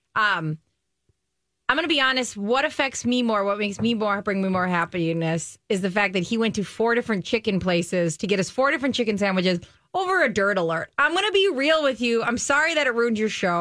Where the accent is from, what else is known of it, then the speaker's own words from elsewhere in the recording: Stillwater, Minnesota, United States; I grew up in Stillwater